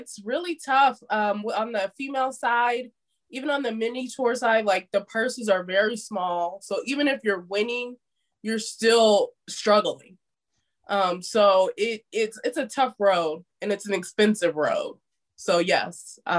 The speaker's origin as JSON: {"language": "English", "town": "Las Vegas", "region": "Nevada", "country": "United States", "tie": "born or raised there", "also_born_or_lived": "Indiana / Tampa, Florida", "moved": "as an adult", "said": "Las Vegas, Nevada. So I grew up in Las Vegas"}